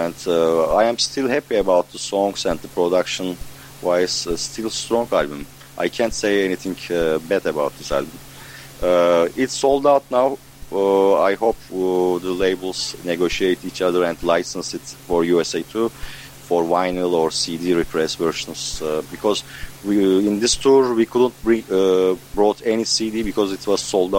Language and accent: English; Ankara, Turkey; We are from Ankara, is a capital.